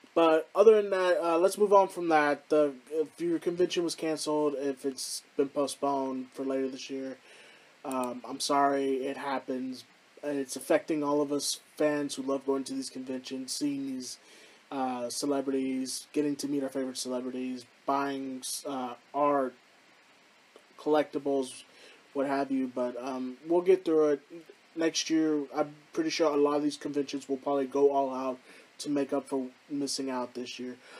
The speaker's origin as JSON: {"language": "English", "town": "Houston", "region": "Texas", "country": "United States", "tie": "born or raised there", "said": "here in my hometown of Houston"}